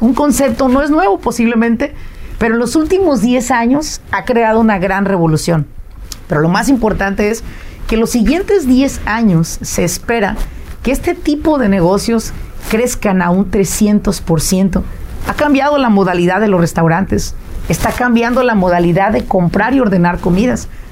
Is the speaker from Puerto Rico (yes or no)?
no; Mexico; moved away as an adult; now in United States; yo vine de México, yo soy mexicana 100%, vine a la edad de 22 años